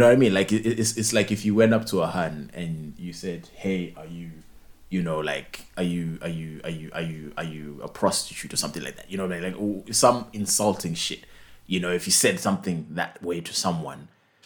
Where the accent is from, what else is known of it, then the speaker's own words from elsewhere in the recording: Zimbabwe; our business language in Zim is what? Is English